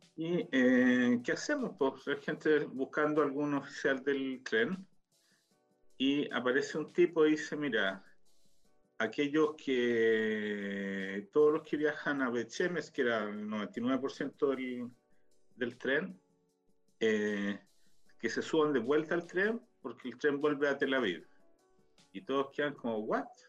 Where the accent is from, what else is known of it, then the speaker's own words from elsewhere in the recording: Chile; now in Israel; renovar el pasaporte, pero el chileno